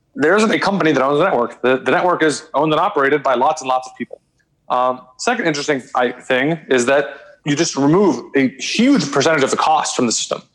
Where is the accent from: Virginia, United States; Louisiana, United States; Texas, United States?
Texas, United States; Austin; moved away as an adult; also born or lived in New York; born and raised in Austin